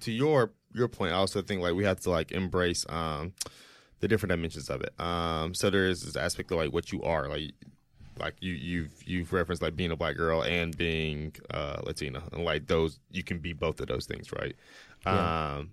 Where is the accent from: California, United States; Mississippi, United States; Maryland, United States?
Mississippi, United States; Jackson; a more like black experience growing up in Jackson, Mississippi